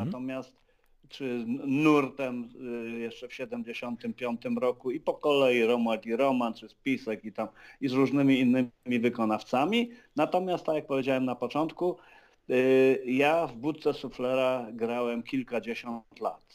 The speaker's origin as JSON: {"language": "Polish", "town": "Wrocław", "region": "Lower Silesian Voivodeship", "country": "Poland", "tie": "born or raised there", "moved": "as an adult", "lives_now": "Lublin, Poland", "said": "ja nie muszę koniecznie mieszkać we Wrocławiu, w którym się urodziłem i w którym spędziłem no, 30 parę lat życia"}